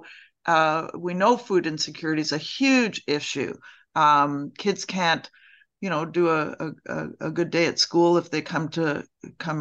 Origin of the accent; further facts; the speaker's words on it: Toronto, Ontario, Canada; I grew up in Toronto